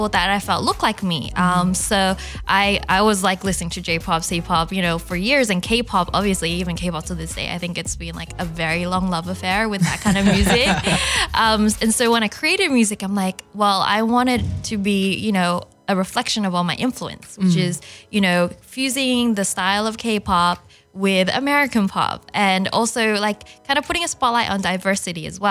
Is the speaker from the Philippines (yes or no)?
no; Australia; English is a second language; also born or lived in China; as a, you know, Chinese growing up in Australia